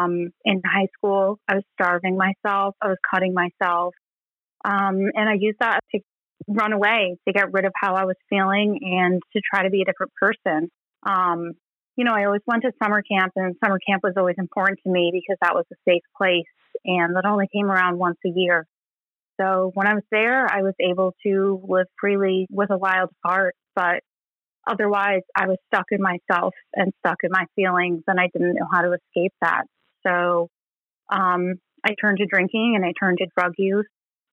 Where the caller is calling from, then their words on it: Gulf Coast of Florida, United States; I'm calling in from the Gulf Coast of Florida.